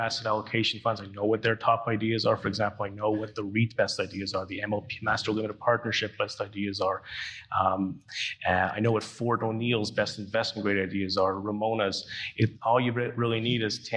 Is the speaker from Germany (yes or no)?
no; Canada; being a Canadian